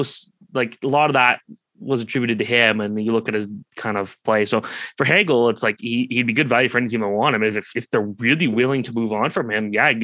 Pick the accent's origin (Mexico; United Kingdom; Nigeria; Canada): Canada; Oakville, Ontario; growing up in Oakville